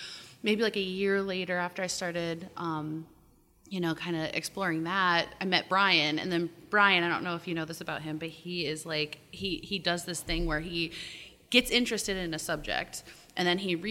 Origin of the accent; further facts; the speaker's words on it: Binghamton, New York, United States; moved away as an adult; now in Baltimore, United States; I'm originally from New York, born and raised